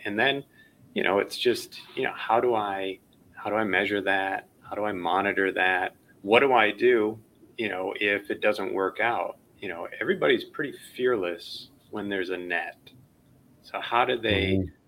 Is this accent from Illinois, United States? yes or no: yes; Chicago, Illinois, United States; I you know grew up in Chicago